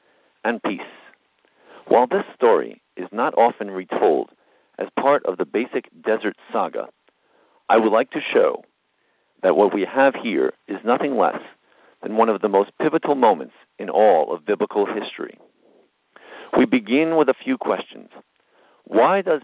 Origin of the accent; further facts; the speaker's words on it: United States; We as American Jews